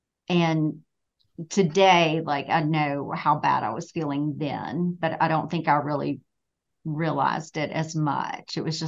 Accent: Louisiana, United States; now in Greensboro, United States; I live here in Greensboro. I'm originally from Louisiana, but I've been here almost as long as I was in Louisiana.

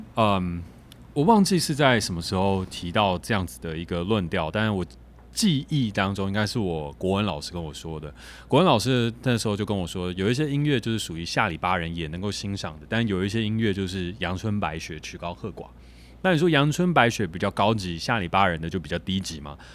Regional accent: Taiwan; 我们台湾人

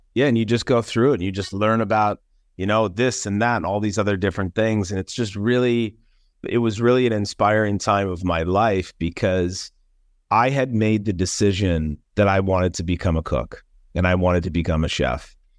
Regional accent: Minnesota, United States; also born or lived in Los Angeles, California; I was raised here in the Midwest

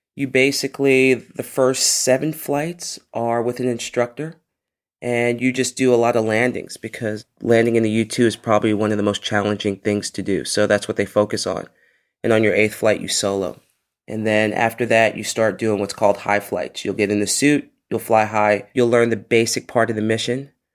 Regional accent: New York City, New York, United States; growing up in the Bronx, in a place called Co-op City

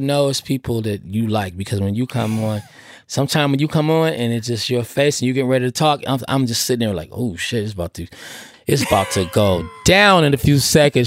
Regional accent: Oakland, California, United States; I'm from Oakland

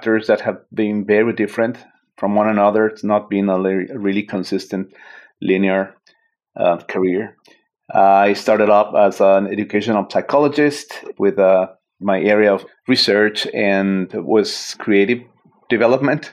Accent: Mexico City, Mexico; moved away as an adult; also born or lived in San Francisco Bay Area, United States; now in San Francisco, United States; I am originally from Mexico City, and I relocated in the Bay Area, San Francisco, 9 years ago, actually.

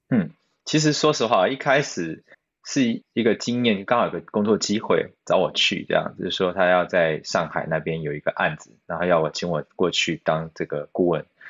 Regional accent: Taiwan; moved away as an adult; also born or lived in China; now in Sydney, Australia; 我一个台湾人

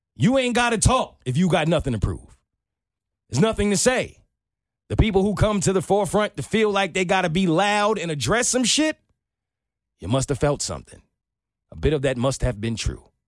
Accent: New York, United States; growing up in New York

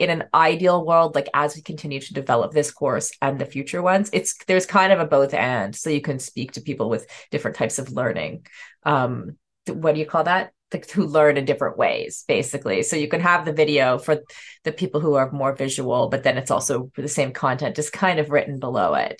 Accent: Canada; as a Canadian

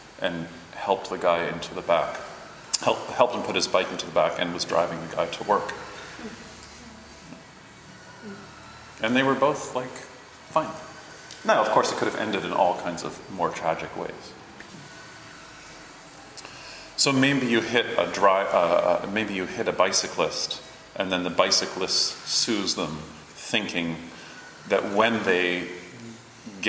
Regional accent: Toronto, Ontario, Canada; I grew up in Toronto and grew up cycling and not in a car

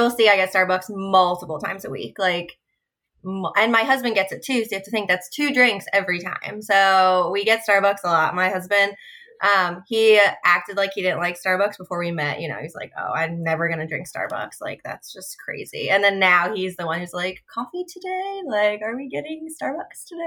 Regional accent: New York, United States; now in South Carolina, United States; I live in South Carolina, was born and raised in New York

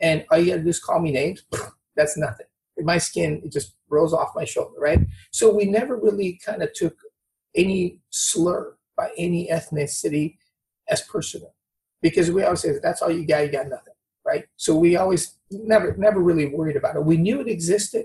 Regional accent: Brazil; moved away; also born or lived in Newport Beach; I'm from Brazil.

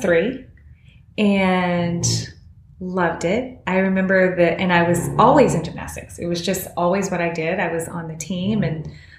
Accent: Houston, Texas, United States; moved away as an adult; also born or lived in Baton Rouge, Louisiana / New Orleans, Louisiana / Dallas, Texas / Los Angeles, California; I grew up in Houston, Texas, Cypress, which is kind of a suburb of Houston. And I went to LSU for college, so I lived in Baton Rouge. After that, I moved back to Houston for not too long, had a job there

